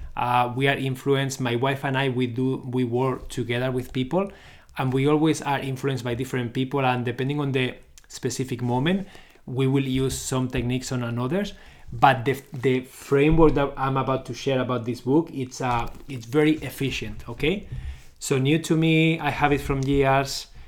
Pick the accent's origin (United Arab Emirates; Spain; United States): Spain; Barcelona, Catalonia; moved away as an adult; now in Canada; I'm originally from Barcelona, Spain. but I live in Canada. I lived here since two thousand and twelve